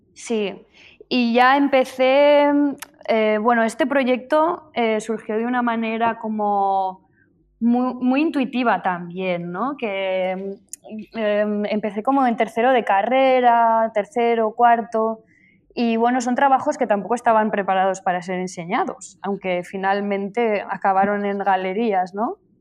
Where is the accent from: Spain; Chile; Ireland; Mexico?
Spain; Zaragoza, Aragon; moved away as an adult; now in Barcelona, Spain; habéis dicho que soy de Zaragoza y sí, pero yo vivo en Barcelona desde hace ya 15 años, me parece, porque vine aquí a los 18 a Barcelona a estudiar